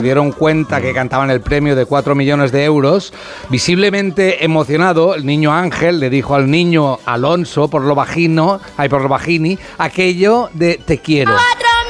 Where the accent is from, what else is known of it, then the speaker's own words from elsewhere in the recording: Catalonia, Spain; soy catalán